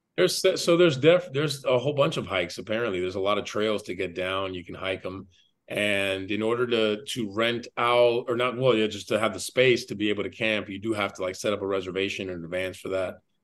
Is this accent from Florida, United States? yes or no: yes; Miami, Florida, United States; born and raised in Miami, Florida